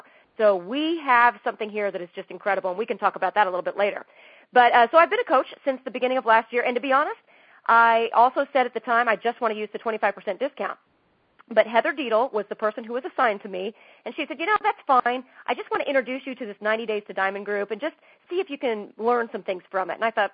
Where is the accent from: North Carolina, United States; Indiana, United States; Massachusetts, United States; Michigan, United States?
Indiana, United States; Indianapolis; moved away as an adult; now in Los Angeles, United States; I grew up in Indianapolis, and the Indy 500 was just my favorite thing of every single year